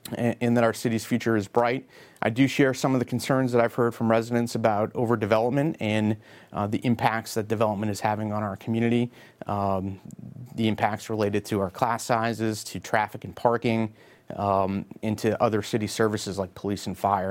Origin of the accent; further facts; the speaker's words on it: Beverly, Massachusetts, United States; I grew up in Beverly, attended Beverly Public Schools, and graduated from Beverly High School in the class of ninety-five